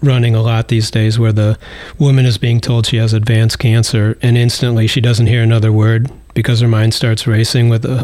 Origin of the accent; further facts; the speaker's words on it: Cleveland, Ohio, United States; I'm from Cleveland